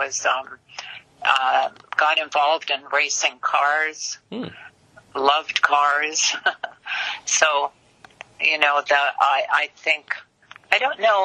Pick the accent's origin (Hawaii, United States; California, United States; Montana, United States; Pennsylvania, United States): California, United States; Los Angeles; English is a second language; also born or lived in Germany / Lowell, Massachusetts; I was born in Germany, but I was raised in Hollywood.